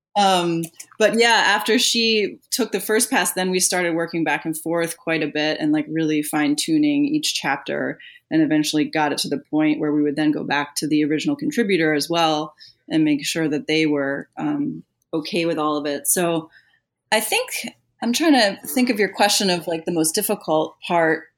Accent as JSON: {"language": "English", "region": "New Jersey", "country": "United States", "also_born_or_lived": "North Carolina / Atlanta", "moved": "as an adult", "said": "I am from New Jersey originally"}